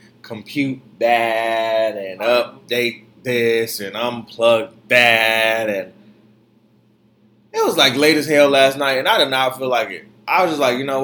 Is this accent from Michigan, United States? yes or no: yes; Detroit, Michigan, United States; also born or lived in Florida; now in New York, United States; I'm a city boy nonetheless, but I'm from Detroit